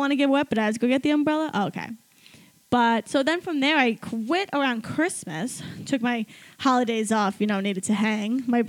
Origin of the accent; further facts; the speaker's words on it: New York City, New York, United States; also born or lived in Alabama; I'm from New York, well, Staten Island specifically.